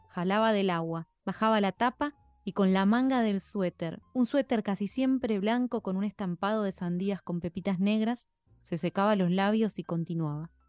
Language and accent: Spanish; Spain; En España eso es mucho más pesado, porque somos españoles y tenemos que usar nuestro idioma como bandera